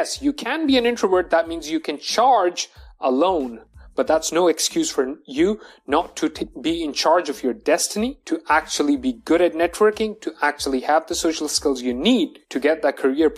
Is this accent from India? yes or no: no; Dubai, United Arab Emirates; Okay. I am a Pakistani and I have my business in Dubai because that's where I was born and brought up.